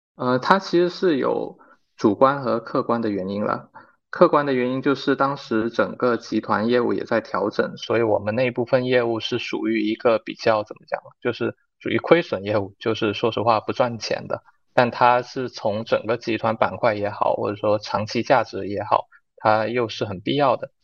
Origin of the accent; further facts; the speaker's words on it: Guangdong, China; moved away as an adult; also born or lived in Shenzhen; now in Xiamen, China; 我本身是广东人